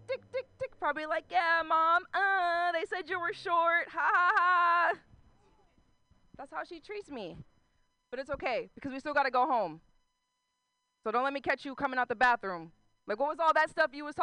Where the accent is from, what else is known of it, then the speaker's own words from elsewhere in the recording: Concord, California, United States; Concord is that place where white people have Black Lives Matter posters outside their house and never had a black life in their house. But that's where I'm from